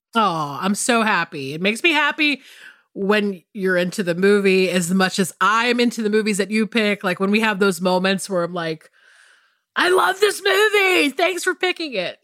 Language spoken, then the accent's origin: English; the South, United States; I grew up biracial in the South